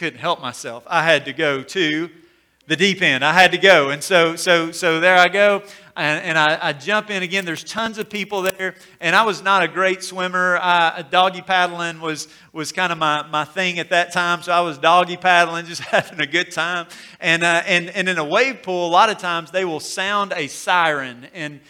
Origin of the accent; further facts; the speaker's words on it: Corinth, Mississippi, United States; growing up in Corinth, we would make the drive over to Decatur, Alabama